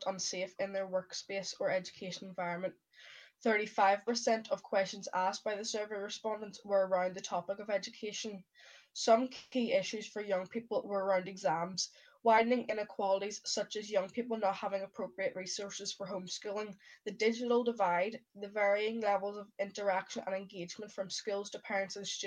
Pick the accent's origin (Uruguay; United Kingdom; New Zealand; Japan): United Kingdom; Ards and North Down, Northern Ireland; I'm 14 and I'm from Ards and North Down Borough Council.